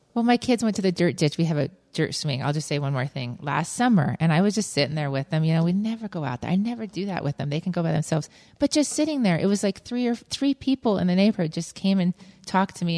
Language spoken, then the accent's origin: English; Lakewood, Colorado, United States; I grew up in Lakewood